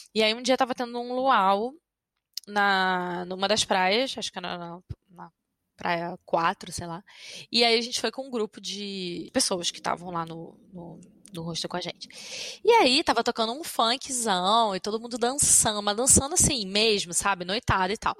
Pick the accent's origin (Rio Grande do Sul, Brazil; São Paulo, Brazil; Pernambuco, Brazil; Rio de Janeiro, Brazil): Rio de Janeiro, Brazil; moved away as an adult; now in France; sou do Rio